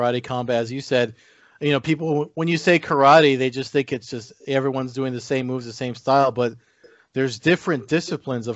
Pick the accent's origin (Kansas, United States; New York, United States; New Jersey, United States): New Jersey, United States; growing up where I grew up here in New Jersey